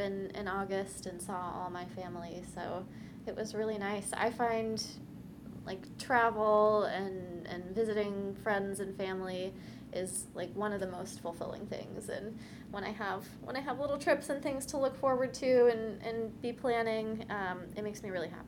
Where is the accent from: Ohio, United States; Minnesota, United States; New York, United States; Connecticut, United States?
Ohio, United States; Cincinnati; now in Bay Area, California, United States; I'm from Cincinnati